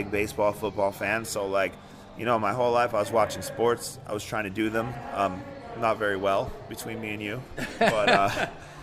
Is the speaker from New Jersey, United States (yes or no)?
yes; Hawthorne, New Jersey, United States; moved away as an adult; also born or lived in Ridgewood, New Jersey / Paterson, New Jersey; now in Las Vegas, United States; I grew up in Hawthorne. Went to Washington School, Lincoln, Hawthorne High